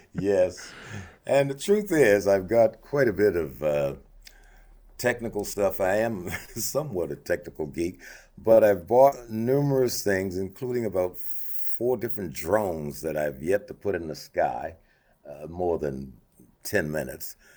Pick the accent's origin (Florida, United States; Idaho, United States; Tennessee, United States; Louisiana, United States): Louisiana, United States; Monroe; moved away as an adult; now in Anchorage, United States; I grew up in Louisiana